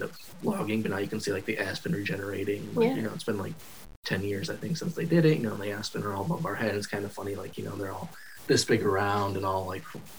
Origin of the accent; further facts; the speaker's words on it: Roscommon, Michigan, United States; I was basically born and raised in Roscommon, so lived in the same house